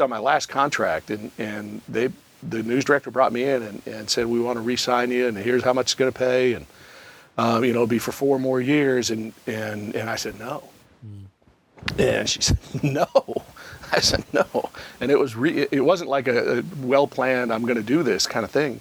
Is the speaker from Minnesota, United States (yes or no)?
yes; Minnesota, United States; moved away as an adult; also born or lived in Knoxville / Atlanta; I'm from Minnesota. Yeah. My family, almost all of them, are still